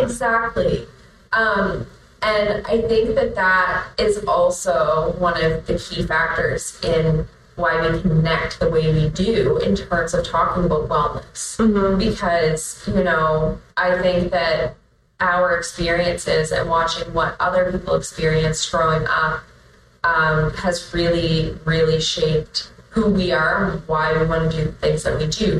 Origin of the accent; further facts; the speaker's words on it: Truro, Nova Scotia, Canada; also born or lived in Enfield; growing up in Truro